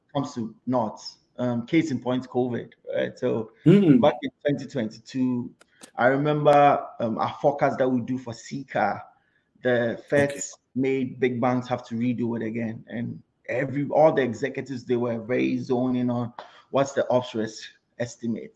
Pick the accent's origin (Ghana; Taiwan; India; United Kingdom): Ghana; Kumasi, Ashanti; moved away as an adult; now in United States; I grew up in Kumasi to start off with.